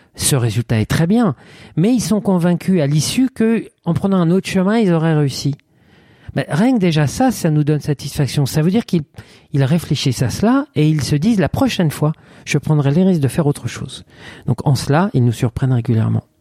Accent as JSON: {"language": "French", "town": "Reims", "region": "Grand Est", "country": "France", "also_born_or_lived": "Paris", "moved": "as an adult", "said": "j'étais confortablement installé dans un poste de coiffeur en province, à Reims, qui est ma région d'origine"}